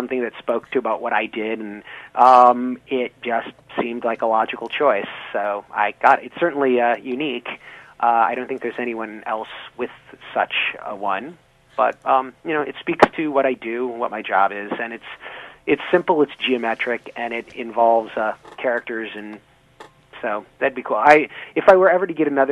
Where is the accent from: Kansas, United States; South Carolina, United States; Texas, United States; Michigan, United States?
Michigan, United States; Flint; moved away as an adult; also born or lived in East Lansing, Michigan; now in Boston, United States; I'm from Michigan originally. I grew up in Flint